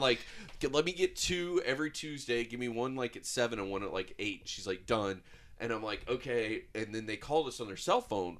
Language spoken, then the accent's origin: English; United States; we're in Polk County